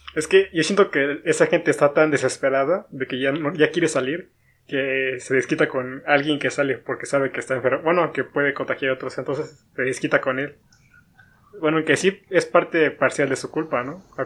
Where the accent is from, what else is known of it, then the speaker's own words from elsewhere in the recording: State of Mexico, Mexico; soy del estado